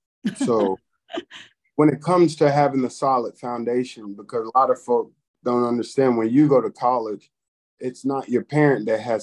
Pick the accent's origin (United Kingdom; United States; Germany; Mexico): Germany; Nuremberg, Bavaria; born there; Yeah, well, growing up, I was born in Nuremberg, Germany. My father was a military man and a pastor also